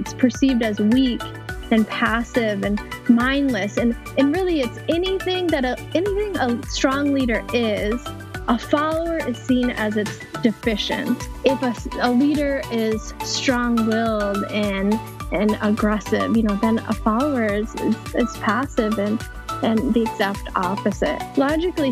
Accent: Minnesota, United States; I grew up in Minnesota, outside of the Twin Cities

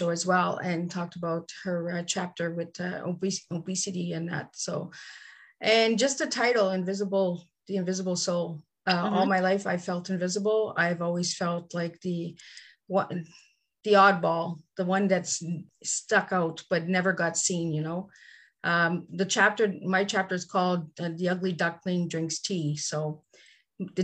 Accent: Cornwall, Ontario, Canada; I'm from Cornwall, Ontario, Canada

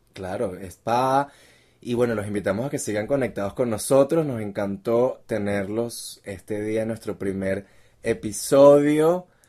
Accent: Venezuela; como buen venezolano

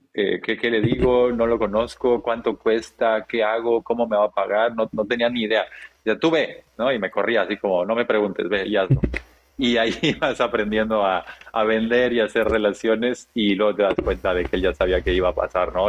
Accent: Chiapas, Mexico; nací y crecí en el sur de México

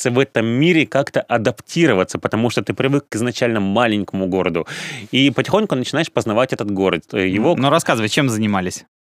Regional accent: Komsomolsk-on-Amur, Khabarovsk Krai, Russia; moved away as an adult; now in Saint Petersburg, Russia; я родился в Комсомольске на Амуре, да.

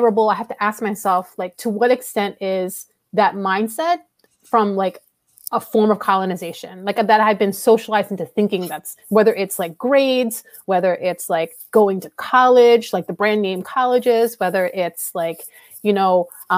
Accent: United States; I'm Asian American, second generation Filipina

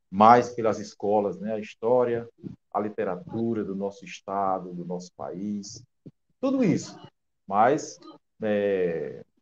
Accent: Alexandria, Rio Grande do Norte, Brazil; born there; also born or lived in Mossoró / Natal; now in São Gonçalo do Amarante, Brazil; eu nasci em Alexandria, no, no interior do nosso estado, Rio Grande do Norte, né? E tenho uma longa caminhada, passei por Mossoró, né? E cheguei a Natal

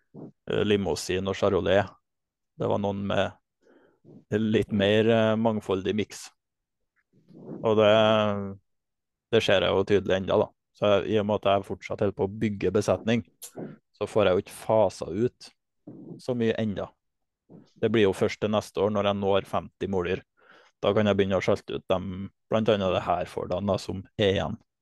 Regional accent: Namdalseid, Trøndelag, Norway; jeg kommer fra Namdalseid og bor nå på heimgården min, som jeg har tatt over i lag med familien min

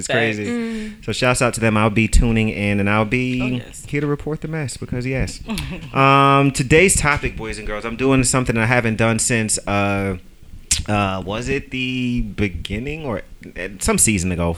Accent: New York, United States

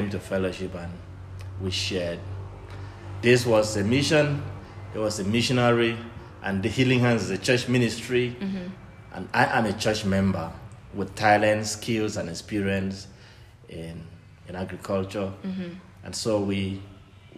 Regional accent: Nigeria; now in Kenya; I'm from Nigeria

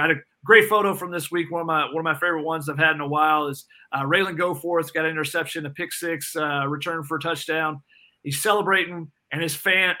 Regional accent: Georgia, United States; now in Southern California, United States; I'm actually from Georgia originally

